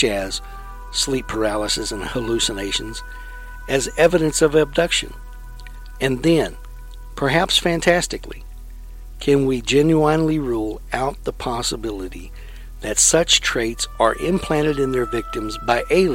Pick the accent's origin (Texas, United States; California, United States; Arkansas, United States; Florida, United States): Texas, United States; Lexington; When I was in high school, I lived in a town called Lexington, Texas, which is in the heart of Texas, east of Austin, west of Bryan-College Station.